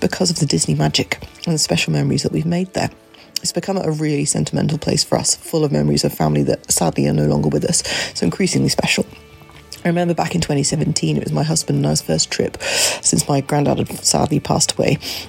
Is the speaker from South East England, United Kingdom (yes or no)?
yes; Wantage, South East England, United Kingdom; from Wantage in Oxfordshire.